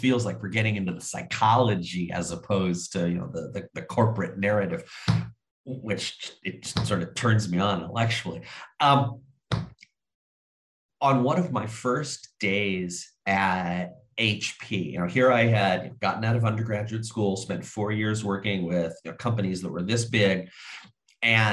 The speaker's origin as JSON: {"language": "English", "region": "Southern California", "country": "United States", "tie": "born or raised there", "also_born_or_lived": "Bay Area, California", "moved": "as an adult", "lives_now": "Seattle, United States", "said": "I grew up in Southern California. My parents, both native Californians"}